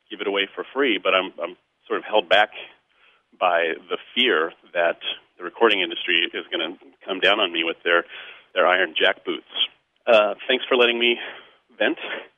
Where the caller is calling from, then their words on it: Chicago, Illinois, United States; Hi, Greg and Jim. … I'm calling from Chicago.